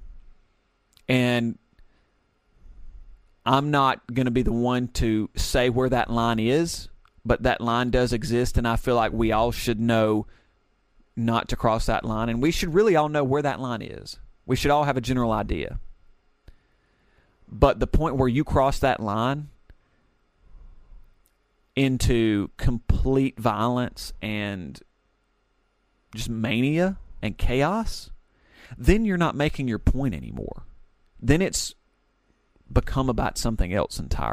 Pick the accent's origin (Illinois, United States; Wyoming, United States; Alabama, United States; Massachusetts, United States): Alabama, United States; my fellow Americans, my fellow Alabamians